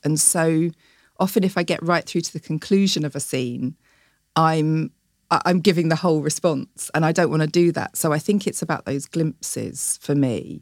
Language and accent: English; Chatham, South East England, United Kingdom; I'm from Chatham